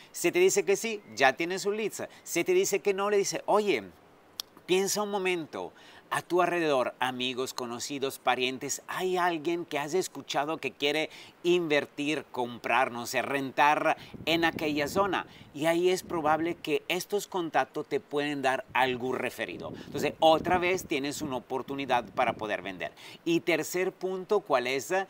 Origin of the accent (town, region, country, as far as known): Italy; also born or lived in France / Dubai / Sydney; now in Riviera Maya, Mexico